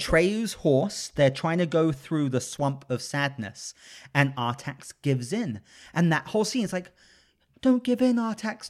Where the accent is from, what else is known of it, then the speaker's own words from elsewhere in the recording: England, United Kingdom; moved away; I grew up in England